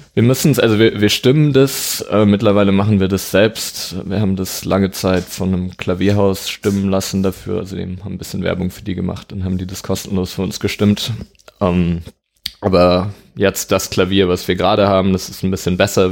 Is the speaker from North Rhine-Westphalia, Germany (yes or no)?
yes; Dortmund, North Rhine-Westphalia, Germany; moved away as an adult; also born or lived in Hamburg; now in Lüneburg, Germany; Ich komme ursprünglich aus Dortmund, mhm. ähm, bin da aufgewachsen, 18 Jahre da gelebt